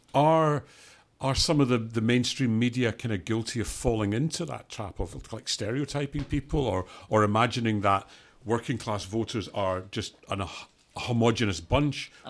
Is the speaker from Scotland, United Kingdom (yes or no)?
yes; Scotland, United Kingdom; moved away as an adult; I'm from Scotland and was in Scotland in 2014